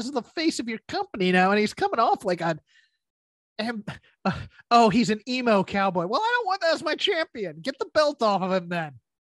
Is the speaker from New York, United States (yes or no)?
yes; New York, United States; I'm from Long Island.